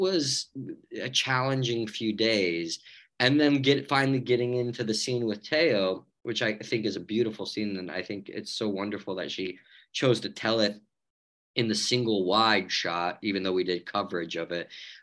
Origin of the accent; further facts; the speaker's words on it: United States; I'm American, end of the day.